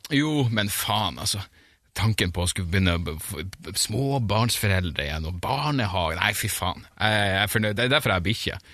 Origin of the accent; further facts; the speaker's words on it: Narvik, Nordland, Norway; jeg er fra Narvik